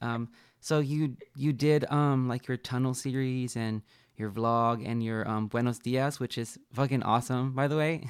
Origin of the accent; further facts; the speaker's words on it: Texas, United States; I'm from Texas